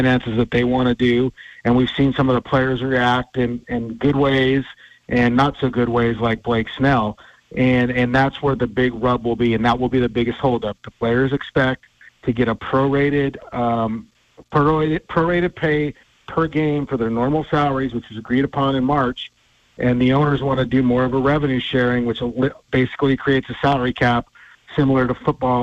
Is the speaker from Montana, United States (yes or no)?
yes; Havre, Montana, United States; moved away as an adult; now in Tacoma, United States; being back in Havre, Montana, my hometown